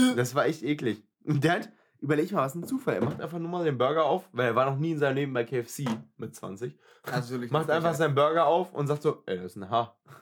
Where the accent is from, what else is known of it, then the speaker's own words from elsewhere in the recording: Germany; Ich bin Deutscher